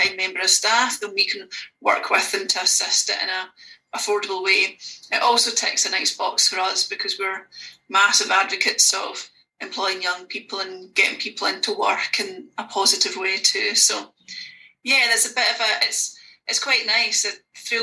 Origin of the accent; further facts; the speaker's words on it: Oban, Scotland, United Kingdom; moved away as an adult; now in Glasgow, United Kingdom; I live in Glasgow, but I'm from Oban.